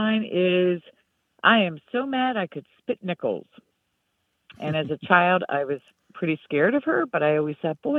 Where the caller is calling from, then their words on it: Genoa, New York, United States; I am calling from Genoa, New York.